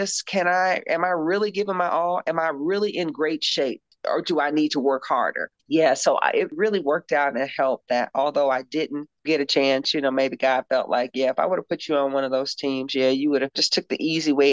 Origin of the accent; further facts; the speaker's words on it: Louisville, Kentucky, United States; moved away as an adult; also born or lived in Arizona / Spain / Italy / France; now in Portland, United States; we're from Louisville, Kentucky